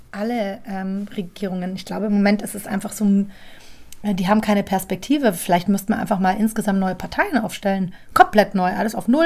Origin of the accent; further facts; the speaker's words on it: Munich, Bavaria, Germany; Also ich finde München auch. Ich lasse nichts auf mein München kommen. München, du meine Heimat, du.